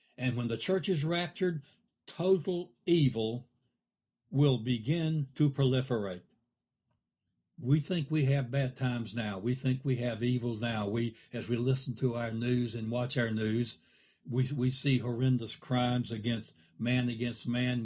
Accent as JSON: {"language": "English", "country": "United States", "said": "we've done wonderful things as a country"}